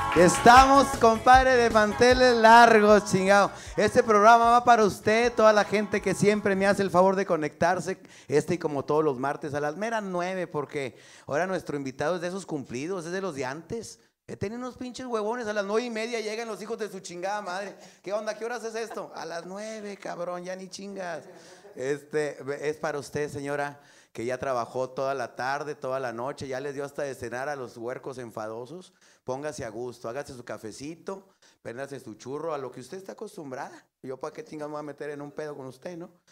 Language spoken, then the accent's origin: Spanish; northern Mexico, Mexico; como somos los norteños